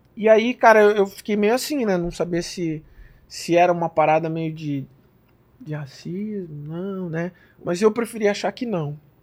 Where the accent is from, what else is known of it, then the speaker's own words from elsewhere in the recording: Brazil; moved away as an adult; Eu sou brasileiro